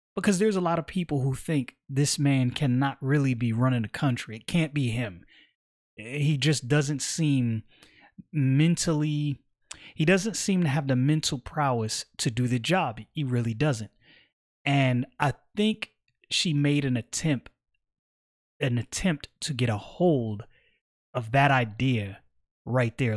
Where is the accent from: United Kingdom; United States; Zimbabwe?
United States; Brooklyn, New York; moved away as an adult; I'm from Brooklyn, born and raised